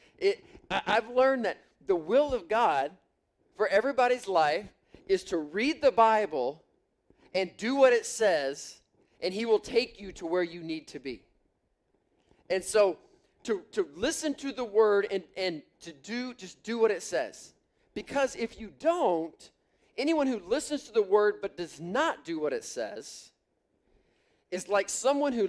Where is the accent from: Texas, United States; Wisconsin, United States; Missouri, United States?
Missouri, United States; I grew up in Missouri.